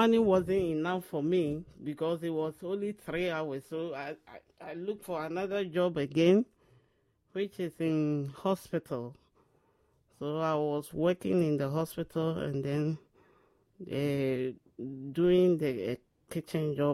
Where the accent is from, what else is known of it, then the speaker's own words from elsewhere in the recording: Ashanti, Ghana; moved away as an adult; also born or lived in London; now in England; I am a Ghanaian. I'm from Ashanti region